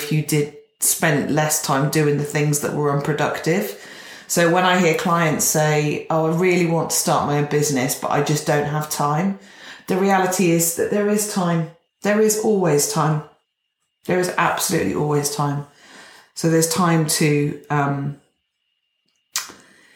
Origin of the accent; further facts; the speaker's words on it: Gloucestershire, South West England, United Kingdom; where I grew up in Gloucestershire